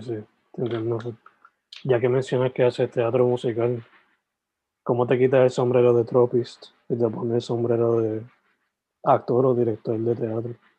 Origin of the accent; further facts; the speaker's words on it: Sabana Grande, Puerto Rico; yo soy de Sabana Grande, San Germán